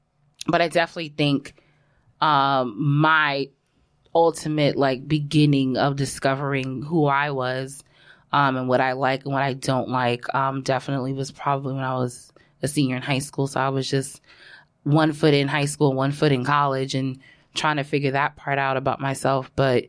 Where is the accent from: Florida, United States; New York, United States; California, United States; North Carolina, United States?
New York, United States; Brooklyn; because I grew up born in Brooklyn, and we stayed in Brooklyn until I was, like, maybe about 4 or 5.